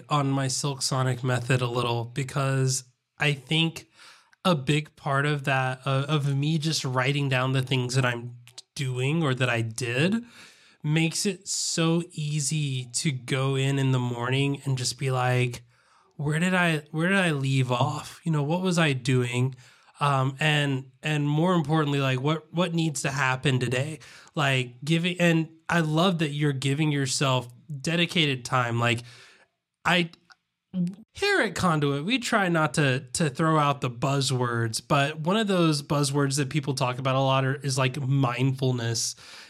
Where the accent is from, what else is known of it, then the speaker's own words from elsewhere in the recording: the South, United States; accent: Southern; I was going to say fleather, but I'm pretty sure that my Southern accent wouldn't pick up the L in there.